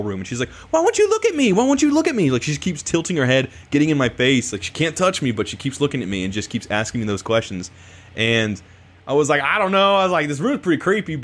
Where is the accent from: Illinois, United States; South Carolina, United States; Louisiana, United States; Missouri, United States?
Illinois, United States; growing up in Illinois and kind of the Iowa side.